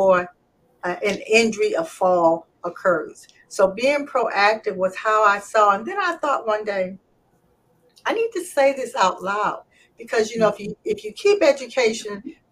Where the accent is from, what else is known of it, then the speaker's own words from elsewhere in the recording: Toledo, Ohio, United States; I am from Toledo, Ohio. My mother had four girls.